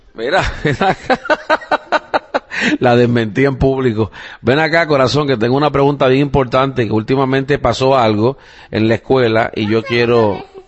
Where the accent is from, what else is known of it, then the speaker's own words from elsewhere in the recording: Puerto Rico; now in United States; Yo soy puertorriqueño. pero o sea, no nacido aquí en los Estados Unidos, he nacido y criado en Puerto Rico